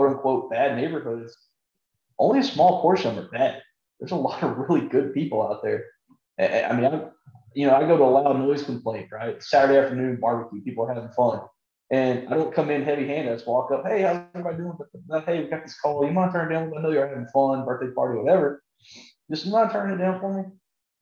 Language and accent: English; South Texas, United States; I'm from South Texas